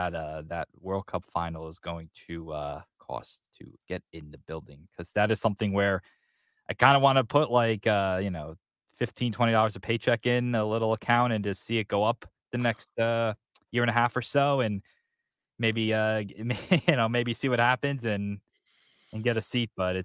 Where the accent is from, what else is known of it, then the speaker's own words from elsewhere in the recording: United States; as an American.